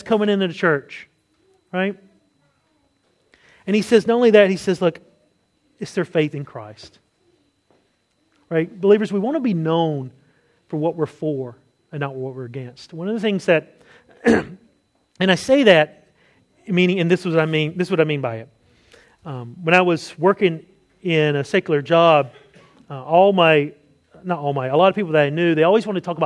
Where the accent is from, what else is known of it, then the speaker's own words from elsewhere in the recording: North Carolina, United States; accent: Southern; moved away; my home state of North Carolina